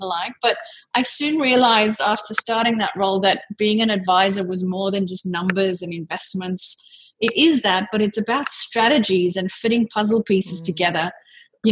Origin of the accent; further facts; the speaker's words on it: South Africa; moved away as an adult; now in Sydney, Australia; I'm actually originally from South Africa, but I've lived here in Sydney for almost 18 years now.